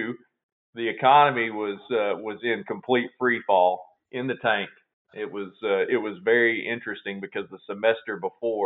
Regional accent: Glasgow, Kentucky, United States; I was born and raised down in Glasgow, Kentucky, down in South Central Kentucky

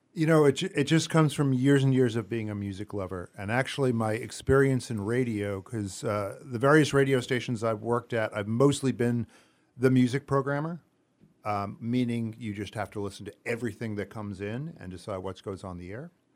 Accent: New York area, United States; moved away as an adult; now in Greenfield, United States; I'm from the New York area originally.

